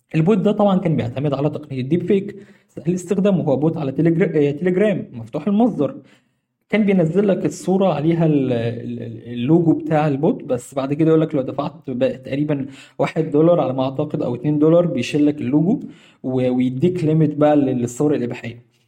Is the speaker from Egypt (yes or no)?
yes; Egypt; عندنا في مصر